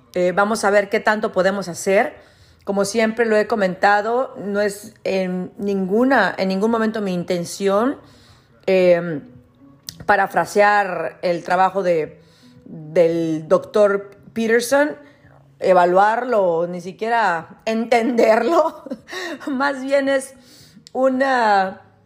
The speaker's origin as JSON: {"language": "Spanish", "town": "Ciudad Victoria", "region": "Tamaulipas", "country": "Mexico", "tie": "born or raised there", "moved": "yes", "said": "yo crecí en Ciudad Victoria, que no es un pueblo, pero es una ciudad muy chica."}